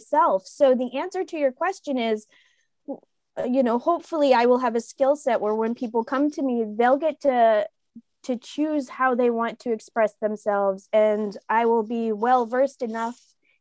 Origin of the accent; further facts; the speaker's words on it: Portland, Maine, United States; moved away; also born or lived in New York City, United States / Westbrook, Maine; Where am I originally from? Here, Portland, Maine.